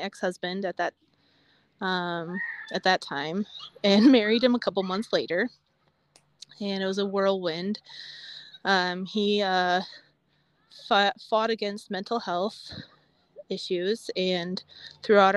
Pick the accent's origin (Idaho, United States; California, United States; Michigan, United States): Michigan, United States; 20 miles north of Battle Creek; grew up 20 miles north of Battle Creek.